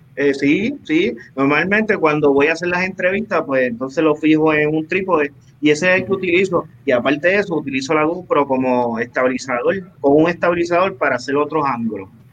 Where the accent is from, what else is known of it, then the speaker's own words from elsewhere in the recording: Ciales, Puerto Rico; de mi pueblo de Ciales